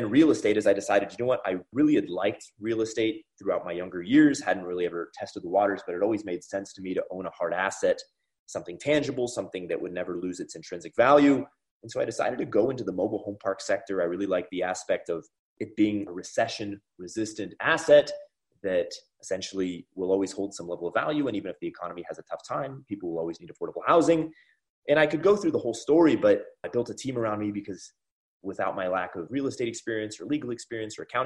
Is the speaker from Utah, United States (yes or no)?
no; California, United States; I'm actually from California originally, went to school in UCLA, so I'm a California boy